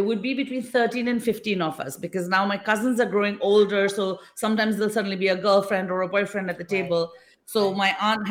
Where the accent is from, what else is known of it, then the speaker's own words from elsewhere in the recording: England, United Kingdom; now in India; So even though I live in India right now, I'm not from India. I'm from the UK. I was born and brought up in England.